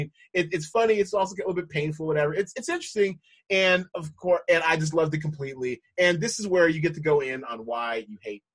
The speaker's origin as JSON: {"language": "English", "country": "United States", "said": "I mean, which is odd because I'm American. I've never been to Scotland"}